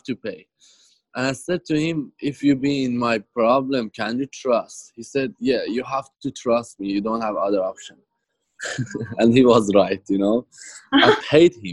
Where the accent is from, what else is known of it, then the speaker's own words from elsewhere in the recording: Tehran, Tehran Province, Iran; moved away as an adult; now in Australia; I came from Iran in 2012 to Australia. And yeah, almost like 7 years here. And yet, Iran, I grew up in Tehran, capital city of Iran